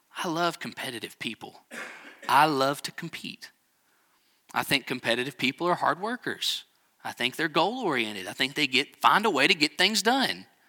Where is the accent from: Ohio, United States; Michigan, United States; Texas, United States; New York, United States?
Texas, United States; Texas Panhandle, United States; We're both from the Panhandle of Texas